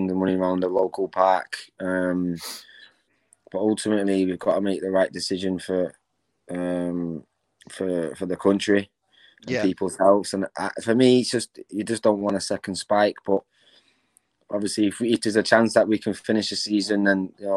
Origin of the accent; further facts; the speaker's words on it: Manchester, North West England, United Kingdom; I'm obviously from Manchester